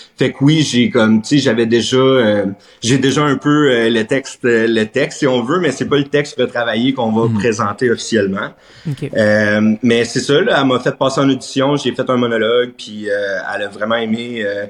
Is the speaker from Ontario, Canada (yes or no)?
yes; Plantagenet, Ontario, Canada; also born or lived in Treadwell; Fait que je dis que je viens de Treadwell, mais ultimement, Plantagenet. J'étais allé à l'école à Plantage. ma famille vient de Plantagenet